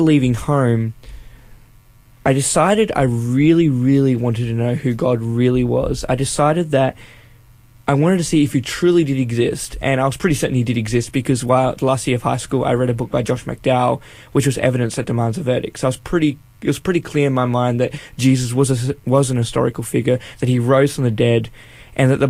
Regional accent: northern New South Wales, Australia; I am from North New South Wales, up near the Queensland border

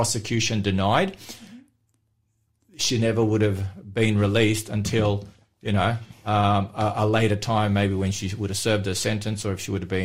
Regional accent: Melbourne, Victoria, Australia; In Australia, in the city that I grew up in Melbourne

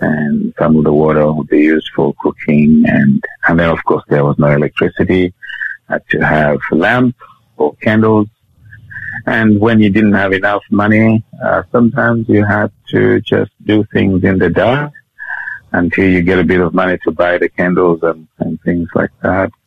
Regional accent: Kitwe, Copperbelt Province, Zambia; now in Australia; I was born in Zambia, uh, which is a country in the mid- middle of southern Africa

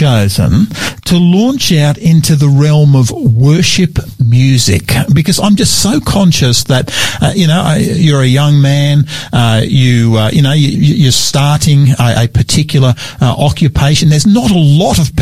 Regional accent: New South Wales, Australia; also born or lived in Townsville / Brisbane / Roma; now in South Australia, Australia; South Australia is certainly home now, but Queensland, New South Wales, where I grew up

